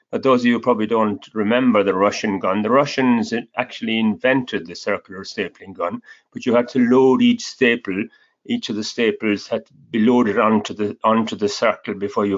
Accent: County Clare, Munster, Ireland; moved away as an adult; now in United Kingdom; I was born in Ireland, in the west of Ireland, County Clare

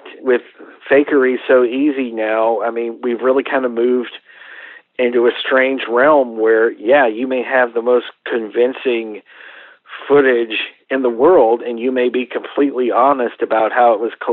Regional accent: Coleman, Texas, United States; I grew up in Coleman, which is a little town about 50 miles from Abilene

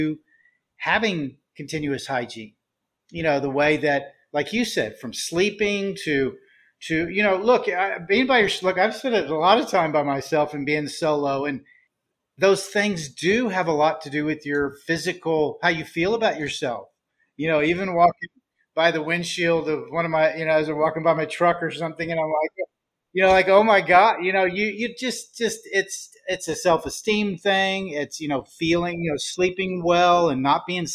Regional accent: Texas, United States; I'm from Texas. You know, I've been here mostly all my life

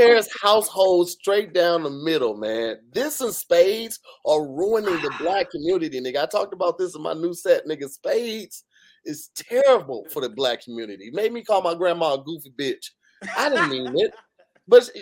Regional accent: St. Louis, Missouri, United States; moved away; I'm from St. Louis. We say soda

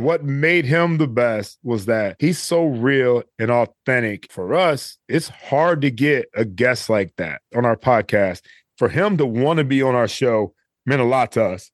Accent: Cleveland, Ohio, United States; moved away; I grew up in Cleveland, Ohio

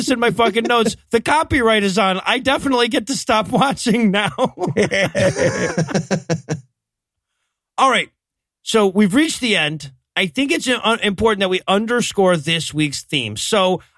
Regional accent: South Georgia, United States; growing up in South Georgia as I did

